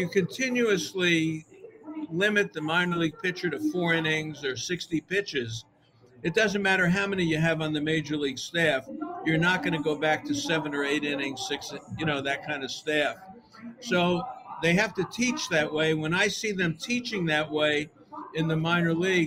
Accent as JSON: {"language": "English", "town": "Miami", "region": "Florida", "country": "United States", "tie": "born or raised there", "also_born_or_lived": "New York", "moved": "yes", "said": "I grew up in Miami"}